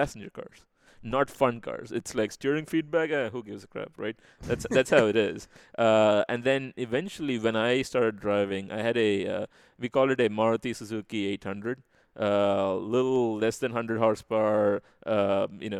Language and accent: English; Chennai, Tamil Nadu, India; moved away as an adult; now in United States; I was born and brought up in the city called Chennai, back then Madras, as the British named it